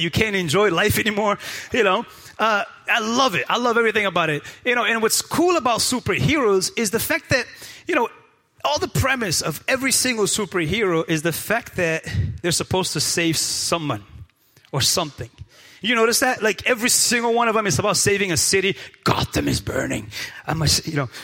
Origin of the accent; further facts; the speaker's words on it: Praia, Santiago, Cape Verde; moved away; I was born and raised in Cape Verde Islands, in the best island of all the 10. I was born and raised in Praia Santiago.